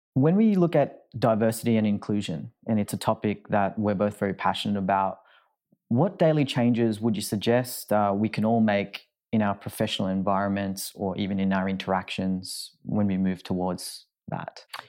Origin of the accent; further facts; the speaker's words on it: Sydney, New South Wales, Australia; moved away; I'm from Sydney, and that's where I call home